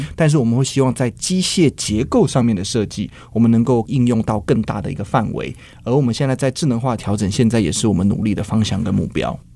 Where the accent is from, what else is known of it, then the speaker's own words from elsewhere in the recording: Taiwan; 像我们台湾人很喜欢吃的水饺或锅贴